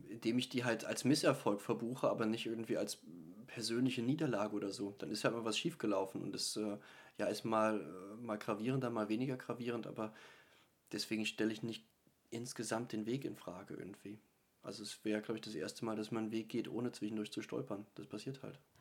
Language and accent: German; Eifel, Germany; Ich stamme aus, äh, aus der Eifel